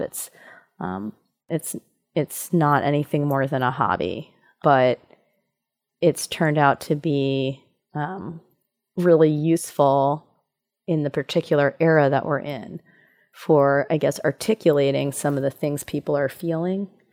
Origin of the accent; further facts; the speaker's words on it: New York City, New York, United States; I grew up in New York City